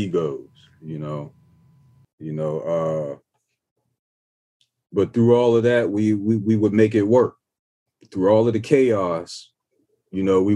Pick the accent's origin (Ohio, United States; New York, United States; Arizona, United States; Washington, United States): Ohio, United States; I'm coming from Ohio, small town.